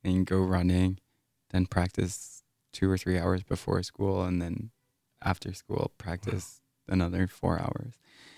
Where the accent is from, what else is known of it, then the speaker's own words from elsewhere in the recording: Massachusetts, United States; moved away; Whereas where I was growing up in Massachusetts, I would say looking back was a pretty toxic environment that promoted mediocrity and shunned any kind of exceptionalism.